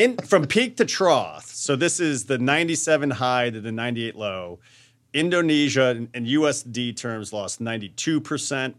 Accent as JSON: {"language": "English", "town": "New Canaan", "region": "Connecticut", "country": "United States", "tie": "born or raised there", "also_born_or_lived": "Westport, Connecticut", "said": "I'm from New Canaan"}